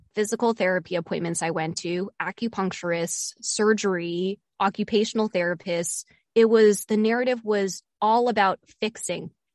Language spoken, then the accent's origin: English; Bethesda, Maryland, United States; moved away; Bethesda, Bethesda, Maryland, which is where I grew up. So I'm going back to my hometown